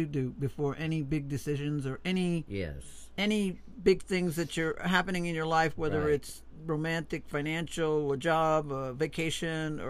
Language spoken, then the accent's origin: English; Long Island, New York, United States; moved away; also born or lived in South Florida, United States; growing up in Long Island